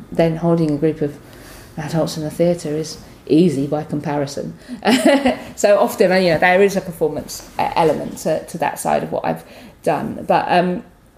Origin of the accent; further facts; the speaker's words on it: London, United Kingdom; I'm a Londoner